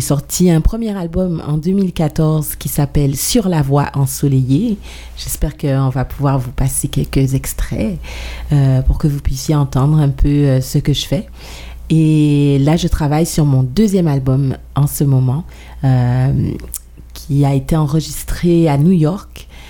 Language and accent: French; Guadeloupe; now in Montreal, Canada; je viens de la Guadeloupe, mais j'habite à Montréal depuis plus de 16 ans.